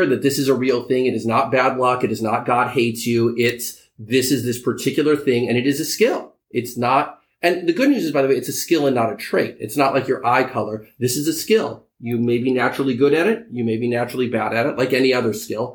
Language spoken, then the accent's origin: English; California, United States; also born or lived in New York; I live in California most of the time. I'm here in New York occasionally, but I am, by birth, I am a Californian.